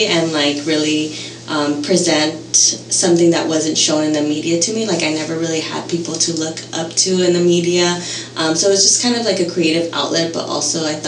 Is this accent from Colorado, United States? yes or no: no; Norwalk, California, United States; moved away as an adult; also born or lived in Nicaragua / Long Beach, California; now in Santa Barbara, United States; we moved to Long Beach, grew up there till I was five, and then moved to Norwalk, which is where I grew up